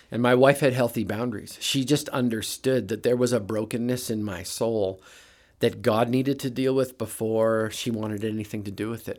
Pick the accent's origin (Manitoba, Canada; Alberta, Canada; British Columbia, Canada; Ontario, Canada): Manitoba, Canada; Brandon; moved away as an adult; now in United States; I'm a Canadian flatlander, grew up in Manitoba in a little town called Brandon